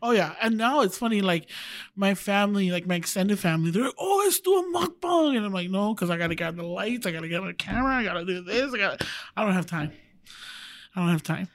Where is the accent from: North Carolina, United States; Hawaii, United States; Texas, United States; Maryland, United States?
Hawaii, United States; Wailuku; moved away as an adult; also born or lived in Oahu, Hawaii; now in Utah, United States; I was raised on Maui